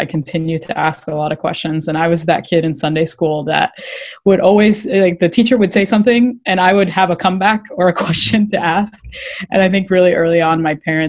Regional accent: Florida, United States; moved away as an adult; also born or lived in Boston; I grew up in Florida, and then I moved to Boston to come to law school at Northeastern

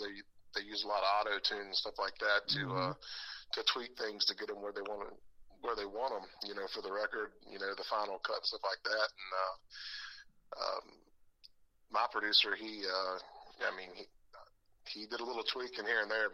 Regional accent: Manassas, Virginia, United States; I grew up outside of Washington, D.C., in the suburbs in Northern Virginia, in a place called Manassas, Virginia.

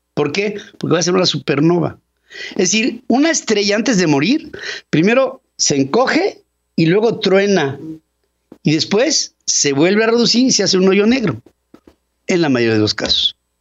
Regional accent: Mexico

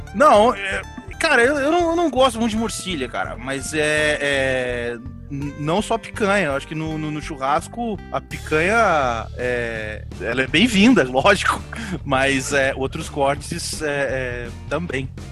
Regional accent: Paraná, Brazil; moved away; Eu, eu, eu sou do Paraná

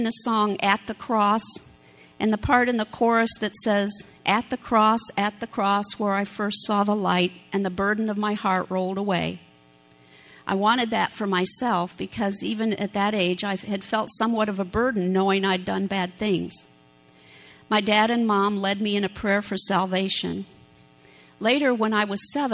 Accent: Iowa, United States; moved away as an adult; also born or lived in Clinton, Iowa / Mount Ayr, Iowa / Ohio; We're natives of Iowa, recently moved back from Ohio, so it's nice to be back in Hawkeye country

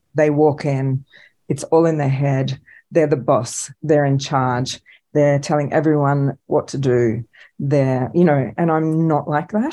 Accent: Australia; as Australian filmmakers

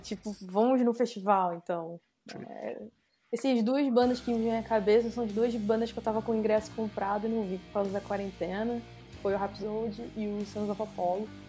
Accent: Rio de Janeiro, Brazil; accent: carioca; pelo meu sotaque, todo mundo já sabe que eu sou carioca

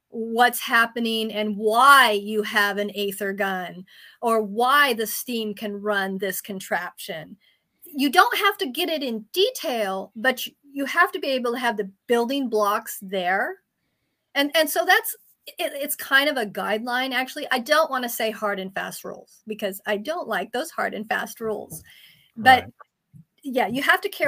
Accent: Germany; also born or lived in Turkey / France; I did grow up in Europe. I grew up in Germany and Turkey and France.

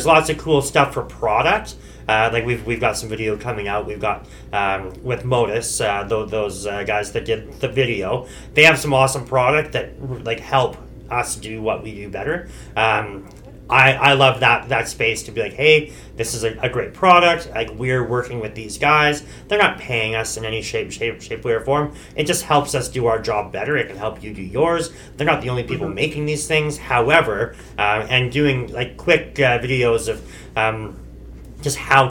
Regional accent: Okanagan Valley, British Columbia, Canada; We're from the Okanagan Valley.

